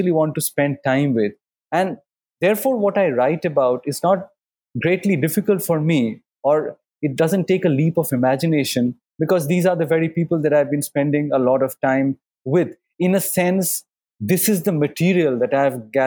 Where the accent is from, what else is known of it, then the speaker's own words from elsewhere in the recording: Kolkata, West Bengal, India; we come from Calcutta, where people read a lot